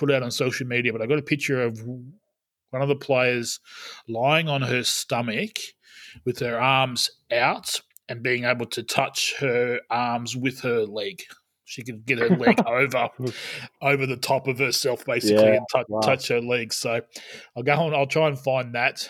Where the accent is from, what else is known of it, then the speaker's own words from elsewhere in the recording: Albury, New South Wales, Australia; moved away; my hometown of Albury